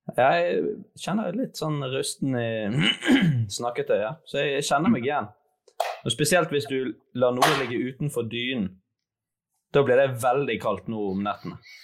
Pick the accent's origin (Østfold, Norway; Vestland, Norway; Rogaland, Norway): Vestland, Norway; Bergen; also born or lived in Fosnavåg; faktisk Bergenssønn. Ja, det er jo faktisk. Din far er bergenser. Og jeg er født på Haukeland